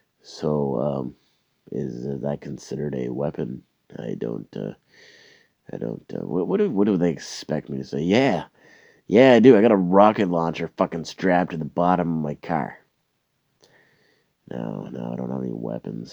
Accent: Canada; Where are you from? Canada.

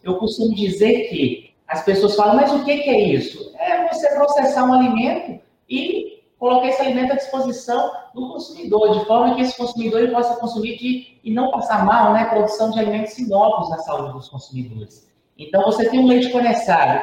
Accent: Jequitinhonha, Minas Gerais, Brazil; eu sou natural, né, de Jequitinhonha, do Vale do Jequitinhonha, da cidade de Jequitinhonha

